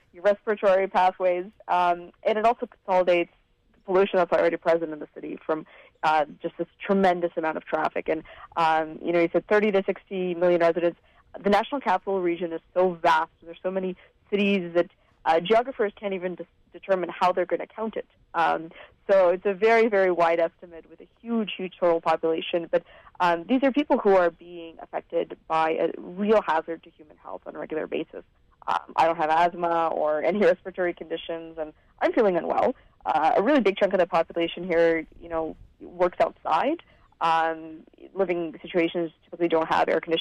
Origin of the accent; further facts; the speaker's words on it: Vancouver, British Columbia, Canada; I was born in Vancouver to a family that had immigrated from Eastern Europe